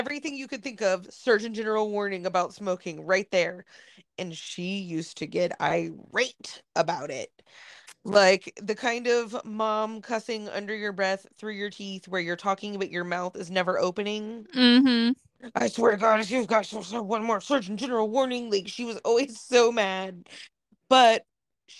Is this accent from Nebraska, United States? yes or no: no; Chillicothe, Ohio, United States; So in Massieville, in Chillicothe, like where I grew up in Southern Ohio